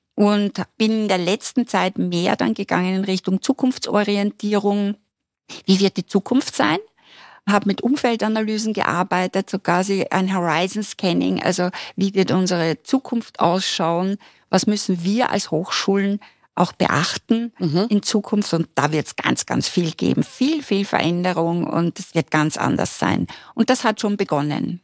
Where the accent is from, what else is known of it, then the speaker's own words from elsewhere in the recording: Styria, Austria; now in Vienna, Austria; ich komme aus der Steiermark, ich habe keine Familie in Wien.